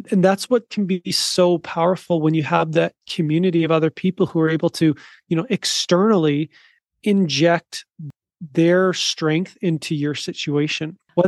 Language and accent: English; South Africa; moved away; in my past, I was living in South Africa and I would, you know, identify myself as a South African, but that's changed now. Like I actually left that country, like on purpose